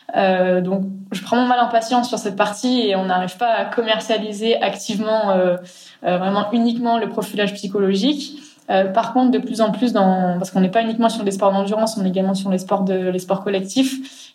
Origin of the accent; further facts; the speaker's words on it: Grenoble, Auvergne-Rhône-Alpes, France; chez nous à Grenoble